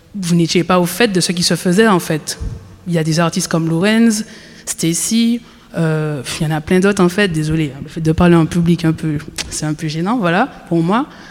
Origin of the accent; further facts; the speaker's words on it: Martinique; je suis martiniquaise. J'ai grandi là-bas.